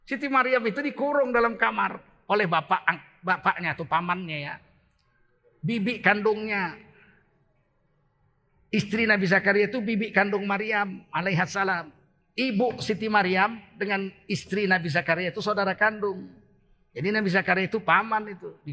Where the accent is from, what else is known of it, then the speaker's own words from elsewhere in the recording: Aceh, Indonesia; Kita orang Aceh, nggak ada laki-laki menyuruh istrinya belanja ke warung, ke pasar.